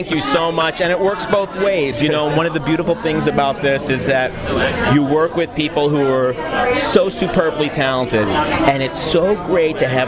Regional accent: New York, United States; also born or lived in Bronx / Boston; Bronx, New York, Bronx? and then grew up in uh, Rockland County near Nyack on the Hudson River, and college and law school in Boston.

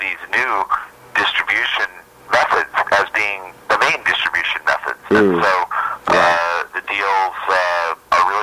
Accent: Ogden, Utah, United States; moved away as an adult; also born or lived in Maine / Washington, D.C.; now in New York City, United States; I'm actually from Ogden, Utah.

